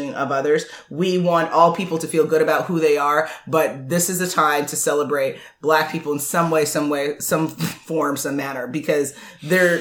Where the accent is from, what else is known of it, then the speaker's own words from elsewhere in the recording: United States; I was born here